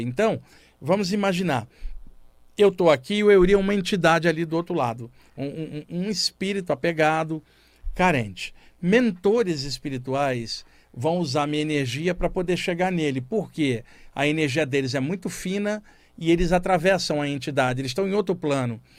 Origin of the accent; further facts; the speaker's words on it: Rio de Janeiro, Brazil; moved away as an adult; now in São Paulo, Brazil; eu cresci no Rio de Janeiro, estou em São Paulo há 32 anos